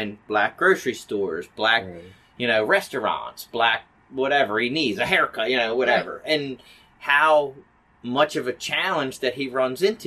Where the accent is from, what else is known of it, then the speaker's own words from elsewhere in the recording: Hamden, United States; We grew up in Hamden, which is a predominantly white neighborhood.